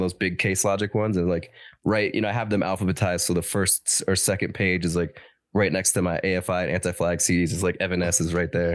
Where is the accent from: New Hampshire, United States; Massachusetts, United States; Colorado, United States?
Colorado, United States; Denver; born or raised there